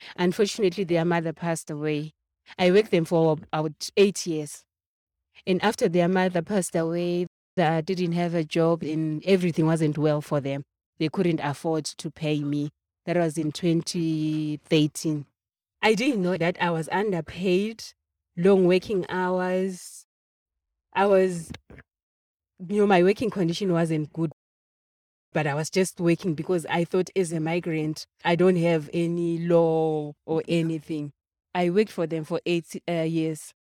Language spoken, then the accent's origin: English; Zimbabwe; moved away as an adult; now in Johannesburg, South Africa; I'm from Zimbabwe. I came here 2008.